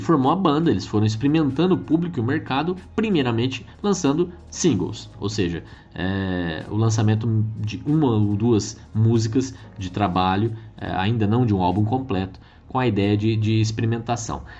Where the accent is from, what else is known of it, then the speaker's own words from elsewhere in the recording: Campo Grande, Mato Grosso do Sul, Brazil; moved away; lá na minha terrinha, né, onde eu morei tantos anos, em Campo Grande, Mato Grosso do Sul